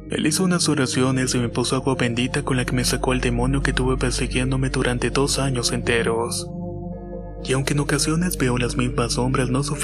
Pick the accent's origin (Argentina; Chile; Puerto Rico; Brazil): Chile; Soy de Chile, tengo 26 años y vivo actualmente en la región de Coquimbo.